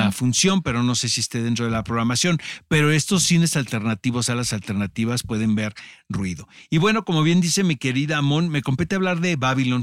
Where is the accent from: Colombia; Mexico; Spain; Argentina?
Mexico; nosotros como mexicanos